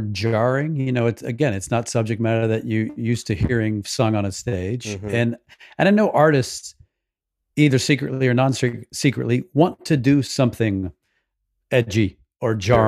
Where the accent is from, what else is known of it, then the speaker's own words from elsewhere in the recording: the South, United States; I grew up in the South